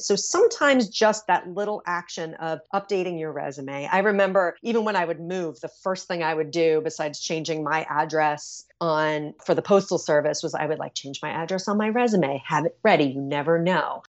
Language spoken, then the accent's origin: English; New York City, New York, United States; I'm such a New Yorker